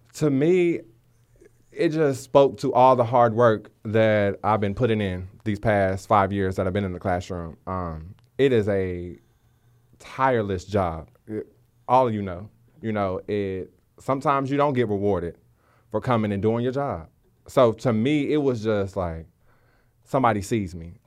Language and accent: English; Waco, Texas, United States; I'm from Waco, Texas. Um, been there my whole life.